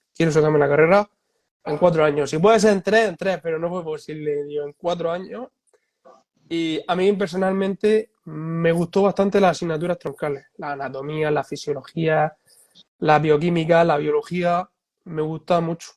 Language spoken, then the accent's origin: Spanish; Spain; aquí en España